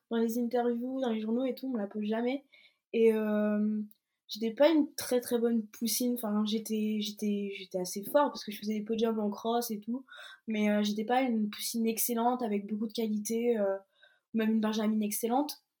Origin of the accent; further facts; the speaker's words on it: Brest, Brittany, France; je suis née à Brest et bah, j'ai toute ma famille maternelle qui est en Bretagne